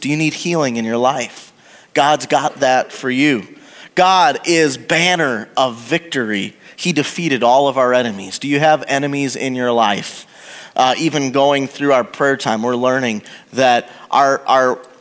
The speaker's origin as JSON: {"language": "English", "region": "Wisconsin", "country": "United States", "tie": "born or raised there", "also_born_or_lived": "Oklahoma", "moved": "as an adult", "said": "I was born and raised in Wisconsin"}